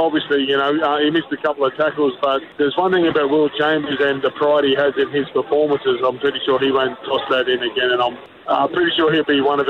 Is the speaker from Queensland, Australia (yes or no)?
yes; Queensland, Australia; being a Queenslander senior.